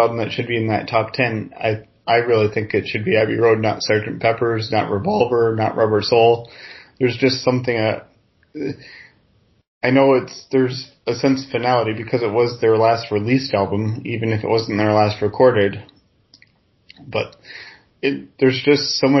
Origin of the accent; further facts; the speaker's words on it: New York-Quebec border, United States; I grew up on the Canadian border, New York-Quebec border